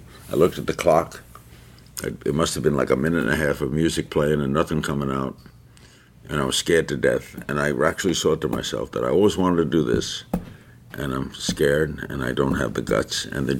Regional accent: Brooklyn, New York, United States; That's the first time I've ever said that. I've just been given that name. I'm a kid from Brooklyn who always wanted to be in radio.

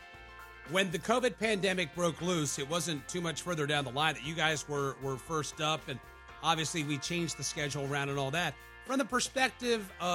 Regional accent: Delaware, United States; I grew up in Delaware. Live north of Delaware over the C&D Canal or in Newcastle County

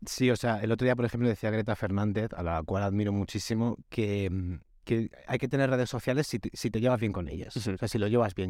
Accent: Almería, Andalusia, Spain; yo soy un actor millennial de Almería

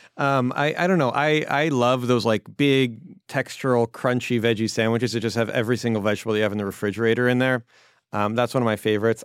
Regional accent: Baltimore, Maryland, United States; also born or lived in California; now in New York, United States; When I was a kid, I grew up in Baltimore

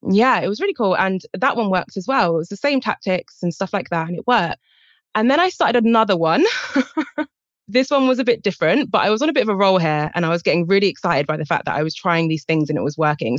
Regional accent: England, United Kingdom; accent: British

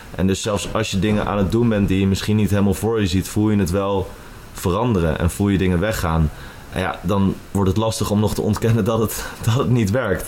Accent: Huizen, North Holland, Netherlands; moved away as an adult; also born or lived in Amsterdam; Ik kom oorspronkelijk uit Huizen en uh, woon alweer zes jaar in Amsterdam

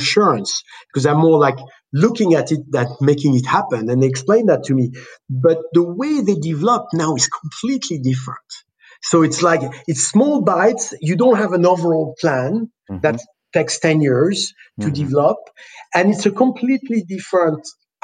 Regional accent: France; moved away; also born or lived in Los Angeles; In France, the country I was born

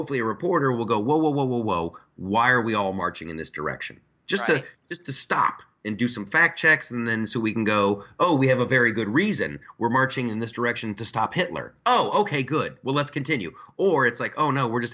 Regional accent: United States; I'm an American.

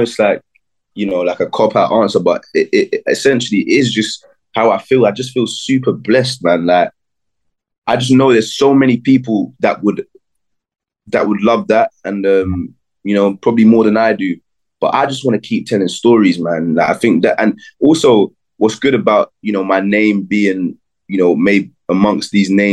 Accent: Jamaica; I'm Jamaican.

